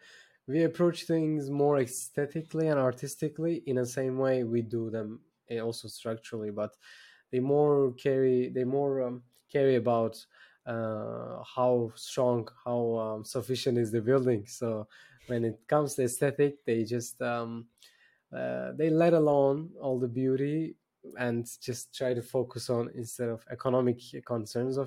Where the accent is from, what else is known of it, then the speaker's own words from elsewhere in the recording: Turkey; I'm based in Turkey, by the way. I'm from Turkey.